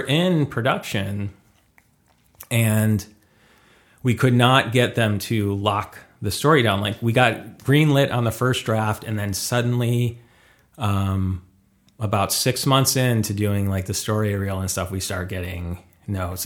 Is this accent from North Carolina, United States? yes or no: no; Detroit, Michigan, United States; moved away as an adult; now in Los Angeles, United States; originally from Michigan